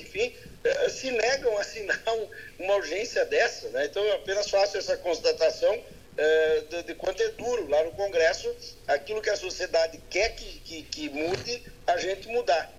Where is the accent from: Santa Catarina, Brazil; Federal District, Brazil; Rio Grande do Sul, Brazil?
Rio Grande do Sul, Brazil; Palmeira das Missões; na minha terra natal, né, Palmeira das Missões